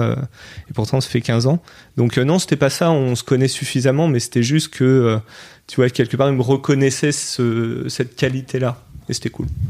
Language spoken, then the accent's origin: French; France; mon pays, la France, c'est là où j'ai grandi